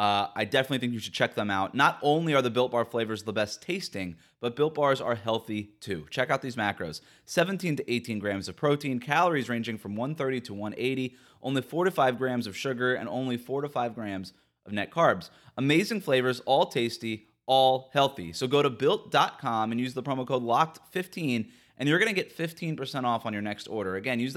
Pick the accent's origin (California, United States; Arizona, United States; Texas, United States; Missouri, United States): Texas, United States; Dallas; I was gonna say, I'm from Dallas. In Dallas.